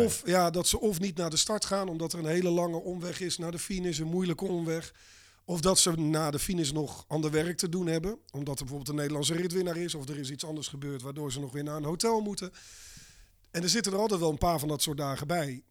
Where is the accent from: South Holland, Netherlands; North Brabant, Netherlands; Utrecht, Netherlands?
South Holland, Netherlands; Abbenbroek; ik ben opgegroeid in Abbenbroek